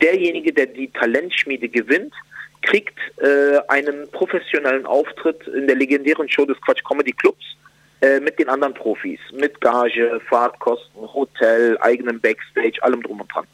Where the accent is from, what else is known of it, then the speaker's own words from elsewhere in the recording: Berlin, Germany; also born or lived in Spandau, Berlin; Also ich bin im Wedding groß geworden